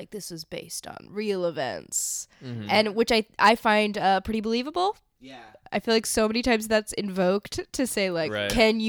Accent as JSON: {"language": "English", "region": "Texas", "country": "United States", "said": "I'm from Texas."}